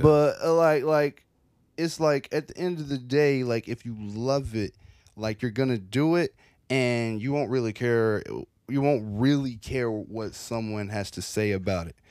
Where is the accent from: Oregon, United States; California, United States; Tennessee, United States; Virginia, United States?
Tennessee, United States; Franklin; now in Nashville, United States; I grew up in Franklin for the longest time